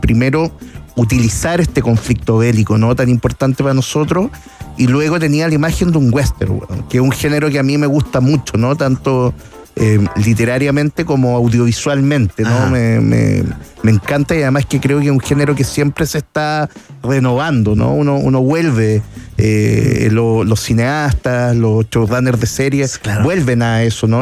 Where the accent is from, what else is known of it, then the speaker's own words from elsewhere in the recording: Chile; como cualquier chileno